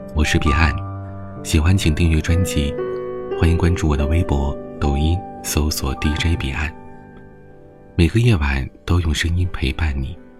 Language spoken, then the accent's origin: Chinese; China; 我们中国人的新年